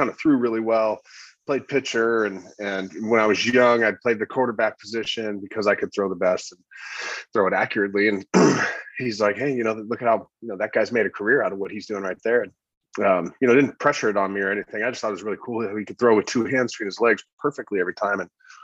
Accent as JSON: {"language": "English", "town": "Corona", "region": "California", "country": "United States", "tie": "born or raised there", "said": "I grew up in Southern California in a small town called Corona, which is actually a big town now."}